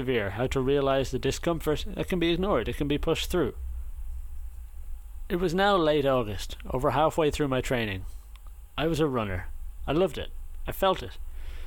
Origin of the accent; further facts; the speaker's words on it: Ireland; moved away as an adult; growing up in Ireland